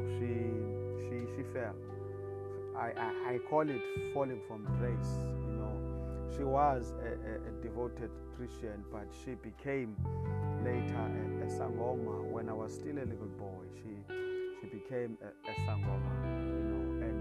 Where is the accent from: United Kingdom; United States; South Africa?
South Africa; I come from South Africa